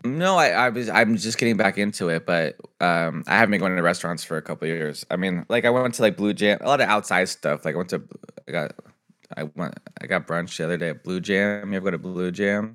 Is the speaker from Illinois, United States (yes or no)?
no; San Diego, California, United States; I'm from San Diego.